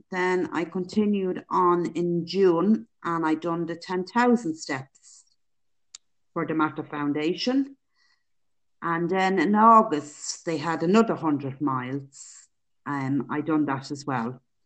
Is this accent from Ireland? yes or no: yes; Dublin, Leinster, Ireland; now in County Meath, Ireland; I live in County Meath. I'm originally from Dublin.